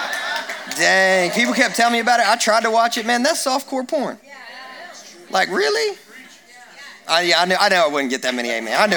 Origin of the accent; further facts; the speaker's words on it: Kentucky, United States; I grew up in Kentucky and where people shoot and hunt and fish and they do lots of things